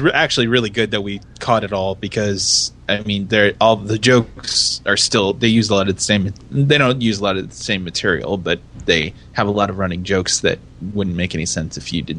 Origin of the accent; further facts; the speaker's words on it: United States; I'm an American.